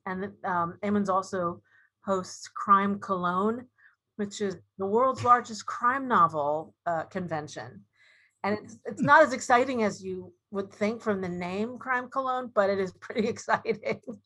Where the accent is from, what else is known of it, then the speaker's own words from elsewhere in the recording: Dayton, Ohio, United States; I grew up in Dayton, Ohio, where the Wright brothers were from.